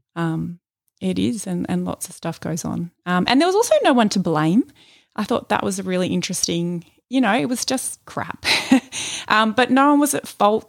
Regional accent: Melbourne, Victoria, Australia; I was born here in Melbourne

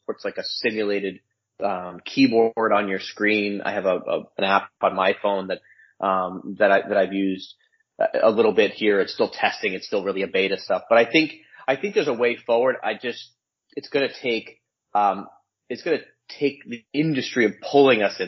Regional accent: United States; also born or lived in New Jersey; now in Connecticut, United States; I'm a transplant. My wife's from here. I'm from New York, New Jersey.

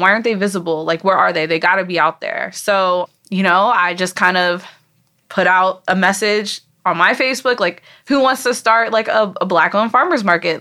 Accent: Frederick, Maryland, United States; also born or lived in Montgomery County, Maryland; I moved a lot back and forth at one point between Frederick and Montgomery County

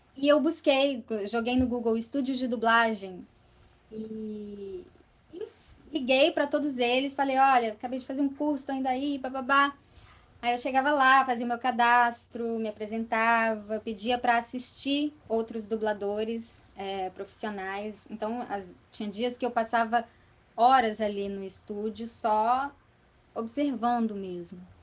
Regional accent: Vitória, Espírito Santo, Brazil; also born or lived in Vila Velha; na cidade onde eu morava, que era Vitória, do Espírito, lá no Espírito Santo, eu nasci em Vila Velha, na verdade, mas de pequenininho eu já fui morar em Vitória.

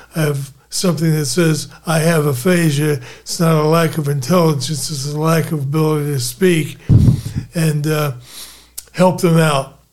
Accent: Philadelphia, Pennsylvania, United States; I was born in Philadelphia

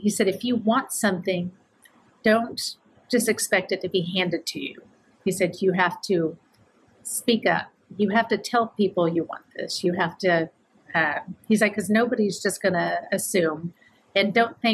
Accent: Kansas, United States; moved away; grew up in Kansas

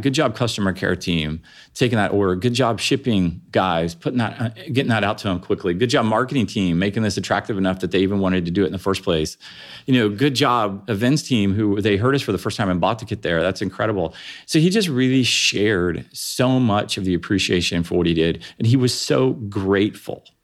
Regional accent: Springfield, Ohio, United States; I grew up in Springfield, Ohio

